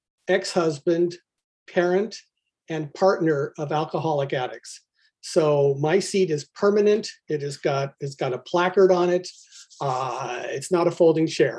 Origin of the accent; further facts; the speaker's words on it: Albany, California, United States; I was born right near Berkeley, California, in Albany, nondescript town to rather nondescript people